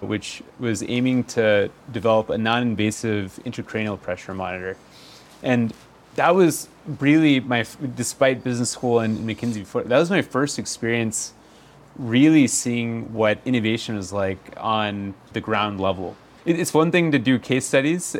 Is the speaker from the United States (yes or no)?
yes; Texas, United States; moved away; I grew up in Texas, began college at Rice pre-med